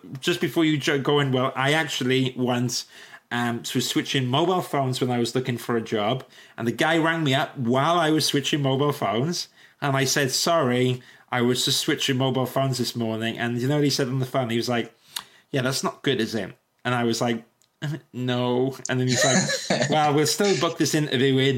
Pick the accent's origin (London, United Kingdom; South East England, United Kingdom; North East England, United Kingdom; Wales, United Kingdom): Wales, United Kingdom; Welsh; I'm Welsh